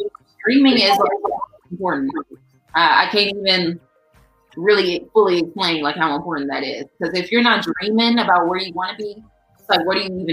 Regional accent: Chicago, Illinois, United States; I'm from the South Side too

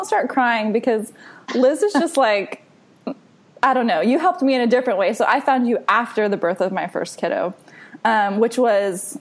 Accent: Texas, United States; I'm from Texas

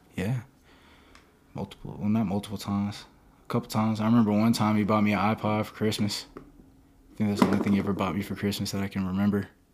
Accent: Perry, Georgia, United States; moved away; also born or lived in Palm Coast, Florida; I'm from Perry, Georgia. I was born in Re, I was born in Palm Coast, Florida, and then I moved to Perry, Georgia.

